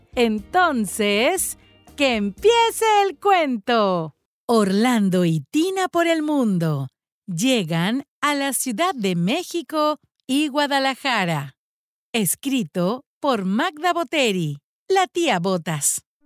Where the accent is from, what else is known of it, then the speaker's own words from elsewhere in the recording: Peru; moved away; desde Perú. Aquí ando en mi tierra linda